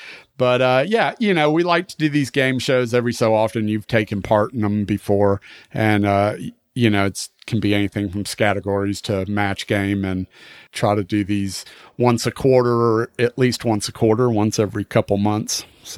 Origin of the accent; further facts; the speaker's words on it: New York, United States; Well, and if you think about it, I mean, growing up in New York in the 70s, late 60s and the 70s, when punk was starting to make its way to New York